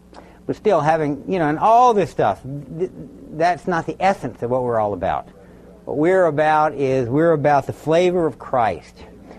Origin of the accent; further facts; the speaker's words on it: Baton Rouge, Louisiana, United States; I was raised down in South Louisiana, Baton Rouge, Louisiana. In those days, very predominantly Catholic.